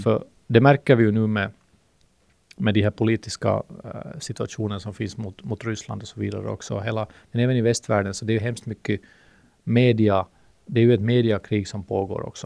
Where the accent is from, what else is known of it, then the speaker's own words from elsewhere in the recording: Finland; accent: Finland-Swedish; first language Swedish; det finns ju 300 000 finlandssvenskar i men vi pratar ju, om jag har förstått det rätt, så pratar vi en gammal, jättegammal svenska